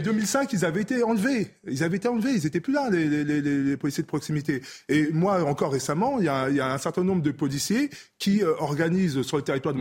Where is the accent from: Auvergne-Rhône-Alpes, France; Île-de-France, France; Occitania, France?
Île-de-France, France; Clichy-sous-Bois; also born or lived in Congo-Brazzaville; j'ai grandi à Clichy-sous-Bois Montfermeil